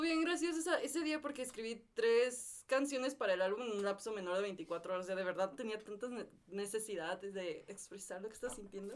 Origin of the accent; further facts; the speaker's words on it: Irapuato, Guanajuato, Mexico; now in Querétaro, Mexico; soy originaria de Irapuato y ahorita estoy viviendo aquí en Querétaro.